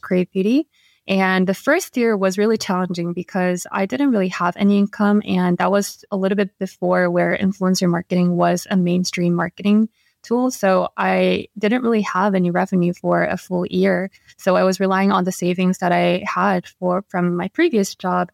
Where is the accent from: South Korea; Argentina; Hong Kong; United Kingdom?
South Korea; Seoul; moved away as an adult; now in New York, United States; Yeah, so I was born and raised in Korea and, yeah, in Seoul. So I moved to New York only five years ago.